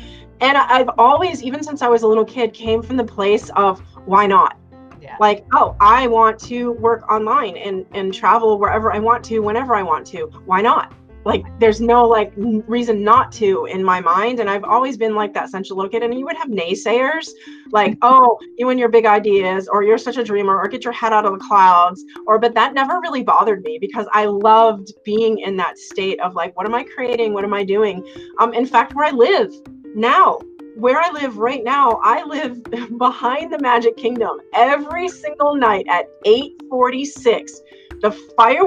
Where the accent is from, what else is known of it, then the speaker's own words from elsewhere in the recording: Cape Cod, Massachusetts, United States; I grew up on Cape Cod and I lived on the beach